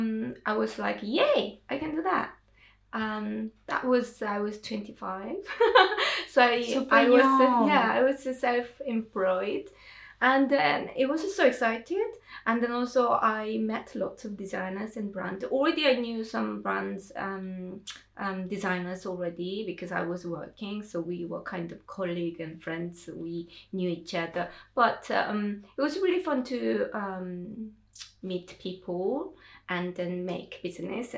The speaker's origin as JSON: {"language": "English", "country": "South Korea", "second_language": "English", "moved": "as an adult", "lives_now": "London, United Kingdom", "said": "I came back to Korea"}